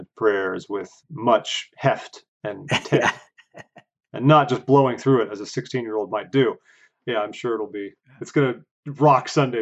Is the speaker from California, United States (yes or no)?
yes; California, United States; I was born and raised in California